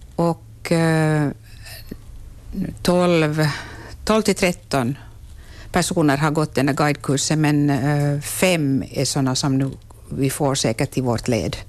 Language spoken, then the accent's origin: Swedish; Vaasa-Korsholm area, Ostrobothnia, Finland; min hembygd